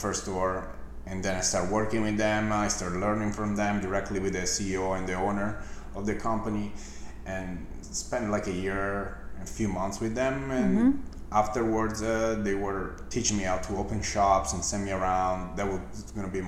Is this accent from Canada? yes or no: no; Milan, Lombardy, Italy; moved away as an adult; now in United States; I grew up in Milan